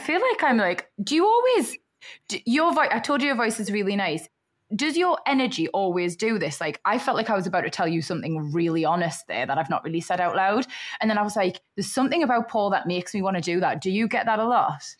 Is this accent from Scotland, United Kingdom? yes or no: no; Newcastle upon Tyne, North East England, United Kingdom; accent: Geordie; moved away as an adult; also born or lived in Liverpool; now in London, United Kingdom; born and bred Geordie